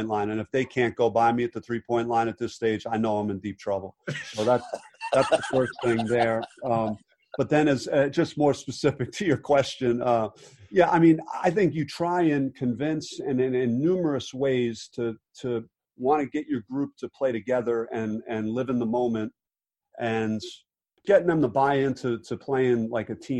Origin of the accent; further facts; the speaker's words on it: Jersey City, New Jersey, United States; I grew up in Jersey City, and my dad was really hard on me growing up